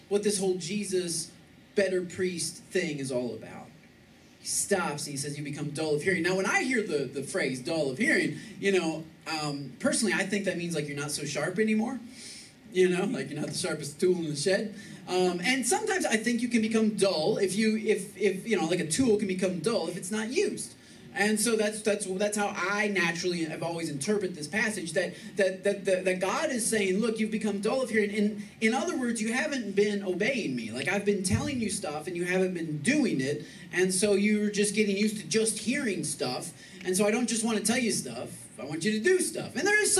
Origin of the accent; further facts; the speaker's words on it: Michigan, United States; moved away as an adult; now in Texas, United States; I'm from Michigan